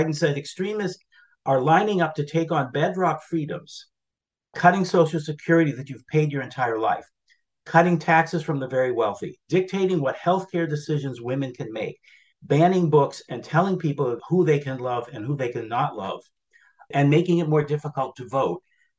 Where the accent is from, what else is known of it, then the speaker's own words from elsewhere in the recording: New Hampshire, United States; It was up in my home state of New Hampshire, up in Claremont, that he made that statement.